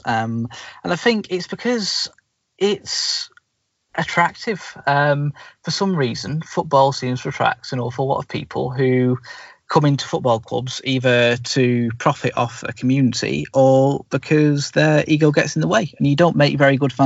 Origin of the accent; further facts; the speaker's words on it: Bury, North West England, United Kingdom; my hometown football club